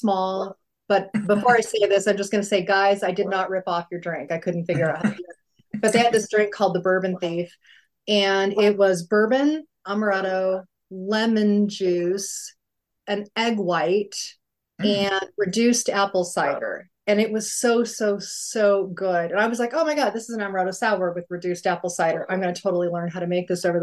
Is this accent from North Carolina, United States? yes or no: no; Albuquerque, New Mexico, United States; moved away; I grew up in Albuquerque and I thought that was a nice city